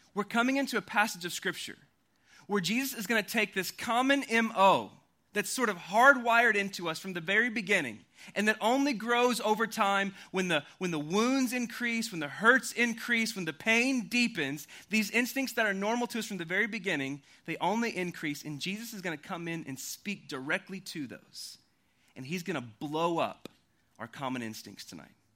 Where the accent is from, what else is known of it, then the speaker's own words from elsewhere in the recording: Oklahoma, United States; also born or lived in Louisville, Kentucky; now in Austin, United States; I grew up in Oklahoma and I moved to Austin, Texas about three and a half years ago from Louisville, Kentucky